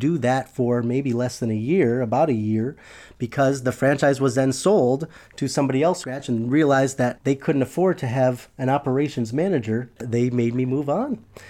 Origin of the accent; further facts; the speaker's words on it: Buffalo, New York, United States; I'm originally from Buffalo, New York.